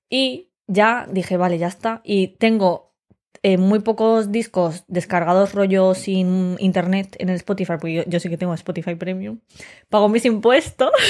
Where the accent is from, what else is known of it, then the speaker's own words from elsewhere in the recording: Madrid, Community of Madrid, Spain; Y yo dijimos, no, no, de Madrid.